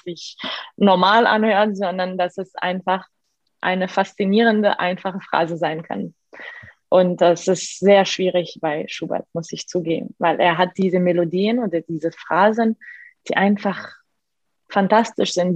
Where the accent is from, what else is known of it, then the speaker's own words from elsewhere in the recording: Egypt; German is a second language; moved away; also born or lived in Milan; Ich bin normal in Ägypten aufgewachsen, in einer sehr normalen, sehr ägyptischen Familie